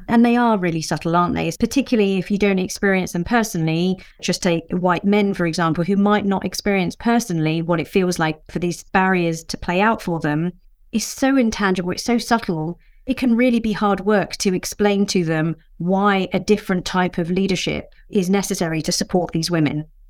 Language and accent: English; England, United Kingdom; a Mauritian woman born in the U K, but my parents were both born and brought up in Mauritius